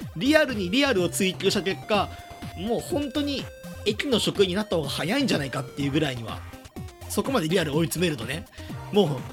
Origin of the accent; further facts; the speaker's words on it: Himeji, Hyogo, Japan; moved away as an adult; now in Tokyo, Japan; 僕はあの姫路に住んでいて